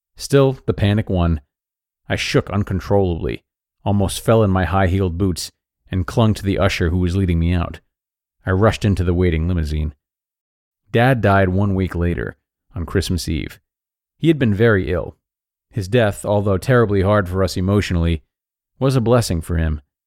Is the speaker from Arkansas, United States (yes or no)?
yes; Pine Bluff, Arkansas, United States; now in Fayetteville, United States; having driven down from Fayetteville to Pine Bluff, my hometown